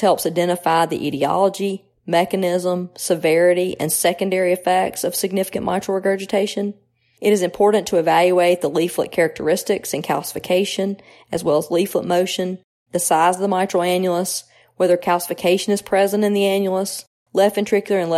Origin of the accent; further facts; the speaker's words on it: New Albany, Mississippi, United States; moved away as an adult; also born or lived in Tupelo, Mississippi / Cleveland, Ohio; now in Jackson, United States; I was born in Tupelo, the birthplace of …, and I grew up around New Albany